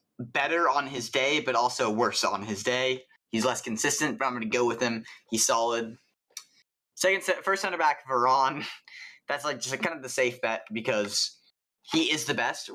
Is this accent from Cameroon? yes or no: no; England, United Kingdom; I'm English